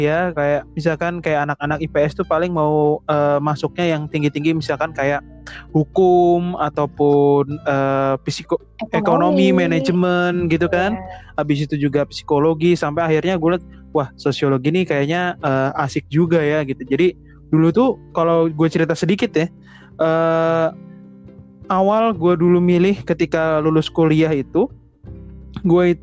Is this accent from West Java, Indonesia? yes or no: no; Yogyakarta, Special Region of Yogyakarta, Indonesia; karena gue juga dari Jogja gitu kan ngelihat kampus biru tuh